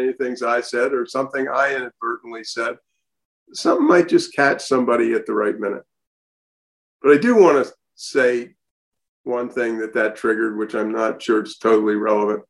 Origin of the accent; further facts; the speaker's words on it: United States; I was born in 1942 in the United States of America of intelligent parents.